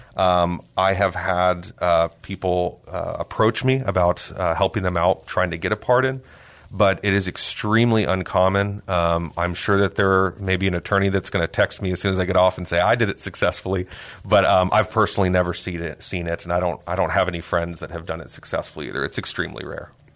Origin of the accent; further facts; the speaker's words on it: San Antonio, Texas, United States; also born or lived in Austin; I am a, a native of San Antonio. I was born and raised here. I've lived here, uh, my whole life